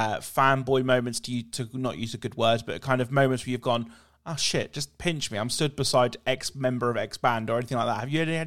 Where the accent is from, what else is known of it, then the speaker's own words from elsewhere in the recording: East Anglia, East of England, United Kingdom; I'm from East Anglia, right?